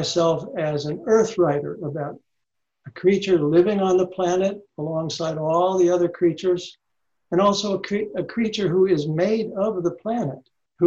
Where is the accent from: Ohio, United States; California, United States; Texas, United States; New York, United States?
Ohio, United States; moved away as an adult; also born or lived in Tennessee; now in Indiana, United States; I grew up in Ohio, I'm sorry, and I was born in the South in Tennessee